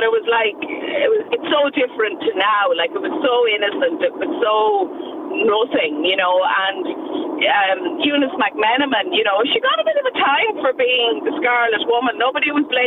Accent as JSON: {"language": "English", "region": "Westmeath", "country": "Ireland", "tie": "born or raised there", "said": "I'm from Westmeath and born and bred"}